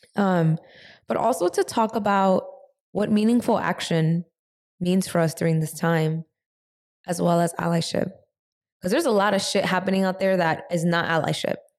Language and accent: English; New York, United States; also born or lived in San Francisco; we're both from New York.